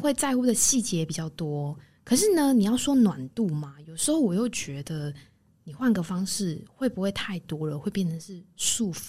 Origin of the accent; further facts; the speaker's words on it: Taiwan; 我们台湾人很常，因为你关心对方，或者不论朋友啊、同学、同事、家人，你出去你很常挂在嘴边的哦，小心哦，小心哦。